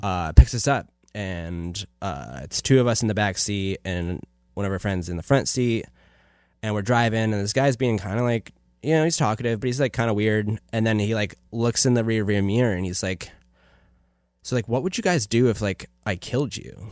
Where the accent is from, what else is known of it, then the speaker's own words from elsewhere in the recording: Afton, New York, United States; moved away; I'm originally from a tiny, no stoplight town in upstate New York